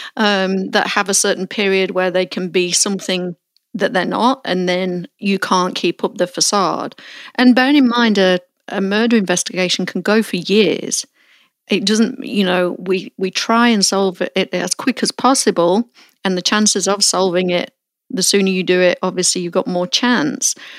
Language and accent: English; Melton Mowbray, East Midlands, United Kingdom; moved away; I revisit my hometown of Mount Mowbray